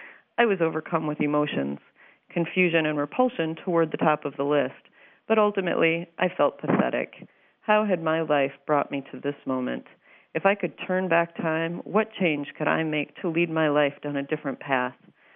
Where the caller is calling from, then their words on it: Minneapolis, Minnesota, United States; from Minneapolis, Minnesota.